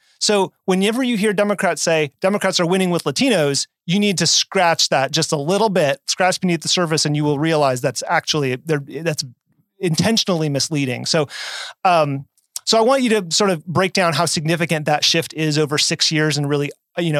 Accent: Nevada, United States; Nevada, my home state.

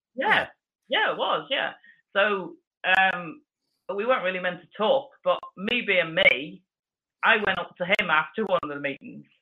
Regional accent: Belfast, Northern Ireland, United Kingdom; I was born in Northern Ireland, mm-hmm. and um, there was so I was part of Belfast as the locality

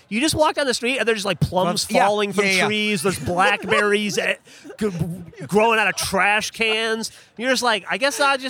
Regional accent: Alabama, United States; growing up in Alabama.

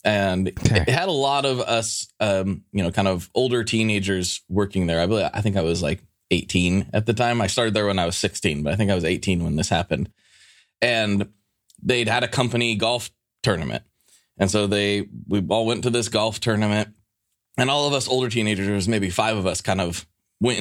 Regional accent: Pacific Northwest, United States; growing up in the Pacific Northwest

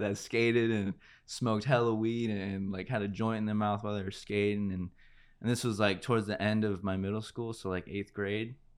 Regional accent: Santa Clarita, California, United States; also born or lived in Panorama City / La Brea area, Los Angeles; I really established, like, who I was in Santa Clarita.

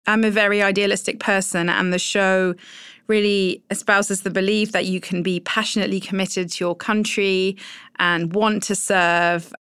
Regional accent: United Kingdom; accent: British; moved away as an adult; also born or lived in Europe; now in Washington, United States; I'm also British

